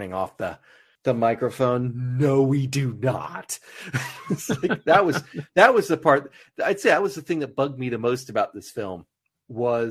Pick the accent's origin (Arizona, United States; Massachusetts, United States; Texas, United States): Arizona, United States; Tucson; my address from when I was growing up in Tucson